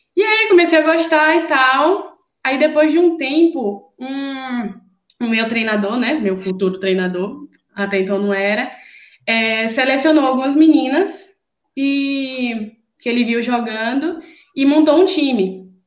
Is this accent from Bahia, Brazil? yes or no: yes; Cruz das Almas, Bahia, Brazil; now in Recife, Brazil; eu sou de Cruz das Almas, interior da Bahia